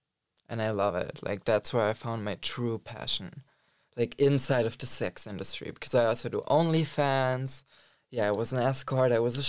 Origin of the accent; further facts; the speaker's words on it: Germany; now in Berlin, Germany; I grew up in Germany. But not exactly in Berlin. But yeah, I came to Berlin like 2.5 years ago now.